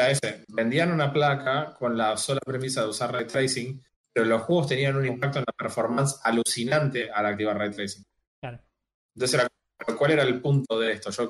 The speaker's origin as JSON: {"language": "Spanish", "country": "Argentina"}